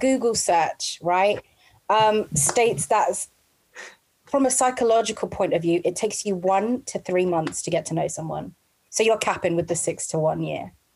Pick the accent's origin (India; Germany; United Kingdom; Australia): United Kingdom; London; now in Milton Keynes, United Kingdom; I'm from South London